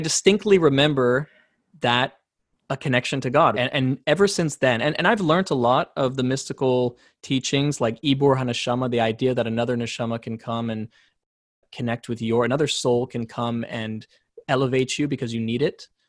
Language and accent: English; San Diego, California, United States; also born or lived in South Africa; I grew up in Southern California